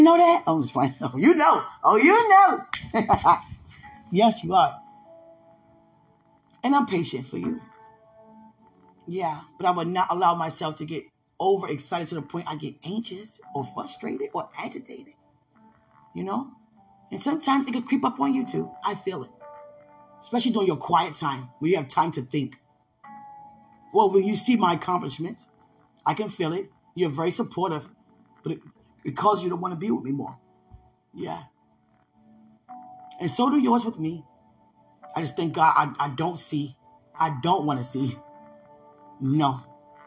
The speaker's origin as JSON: {"language": "English", "country": "United States", "said": "I'm over here from America"}